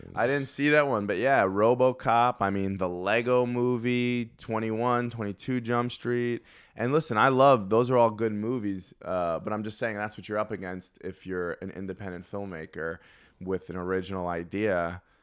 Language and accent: English; New York, United States; I was from New York